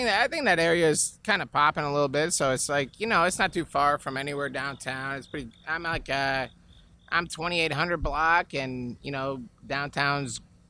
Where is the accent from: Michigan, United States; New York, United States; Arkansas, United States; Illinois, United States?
Illinois, United States; Chicago; moved away; Chicago. Born in Cook County, man. Born in Chicago.